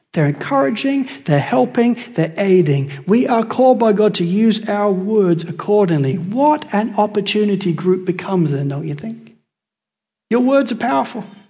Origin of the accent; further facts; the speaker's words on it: England, United Kingdom; also born or lived in United States; now in Australia; I'm English